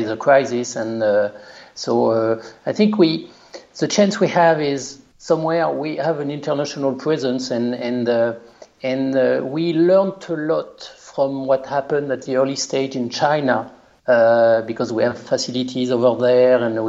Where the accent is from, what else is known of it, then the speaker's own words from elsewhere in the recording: Le Mans, Pays de la Loire, France; accent: French; English is a second language; moved away as an adult; now in North America; I was born in Le Mans. My family is living in Le Mans and close to Le Mans